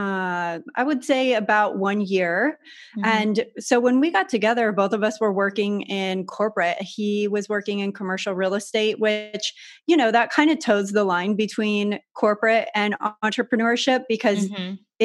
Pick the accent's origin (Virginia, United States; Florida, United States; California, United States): California, United States; San Diego; I grew up in San Diego in Southern California